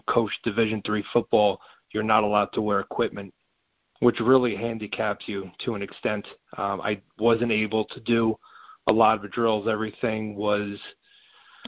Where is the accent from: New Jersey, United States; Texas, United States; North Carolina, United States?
New Jersey, United States; I am from New Jersey, from a small town in New Jersey